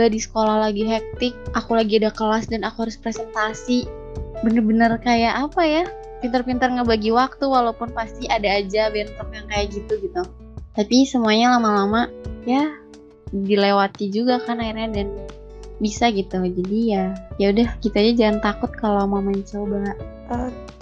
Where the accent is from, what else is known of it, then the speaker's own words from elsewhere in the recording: Bandung, West Java, Indonesia; aku kan asli Bandung nih aku asli Bandung dari kecil tuh nggak pernah ngerantau gitu ya kuliah sekarang di Bandung lagi jadi emang bener-bener selalu di rumah gitu